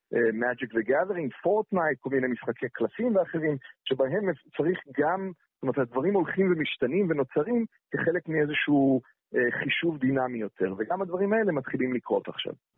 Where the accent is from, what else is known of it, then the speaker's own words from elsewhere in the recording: Jerusalem, Jerusalem District, Israel; אני ירושלמי